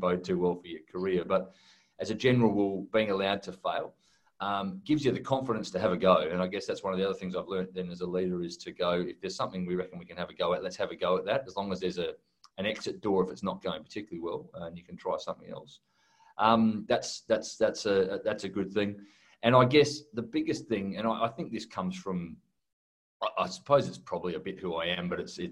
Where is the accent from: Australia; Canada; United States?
Australia; also born or lived in United Kingdom; we took that Australian culture to the UK